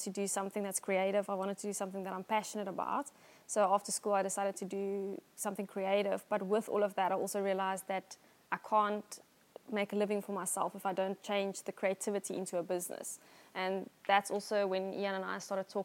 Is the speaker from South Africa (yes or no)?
yes; Somerset West, Western Cape, South Africa; also born or lived in Johannesburg; And then we moved to Somerset West, yeah, and I've lived here all my life